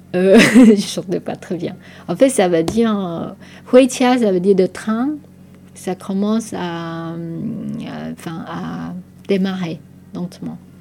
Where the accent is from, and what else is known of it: Taiwan; born or raised there; first language Taiwanese Hokkien; French is a second language; moved away as an adult; also born or lived in France; now in Poitiers, France